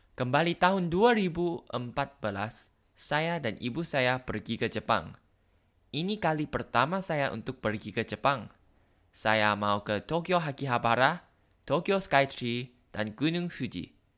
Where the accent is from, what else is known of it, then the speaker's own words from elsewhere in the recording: Thailand; Indonesian is a second language; dari Thailand